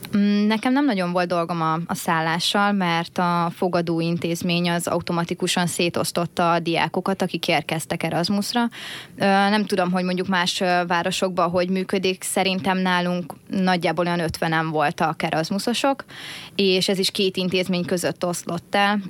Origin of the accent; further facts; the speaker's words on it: Hungary; Egyetlen magyar